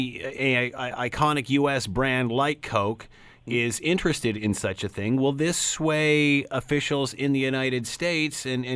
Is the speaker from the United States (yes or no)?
no; Canada